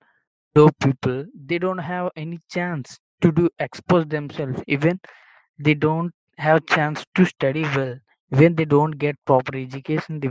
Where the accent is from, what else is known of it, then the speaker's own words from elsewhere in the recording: India; first language Telugu; English is a second language; from India. I live in a village in India.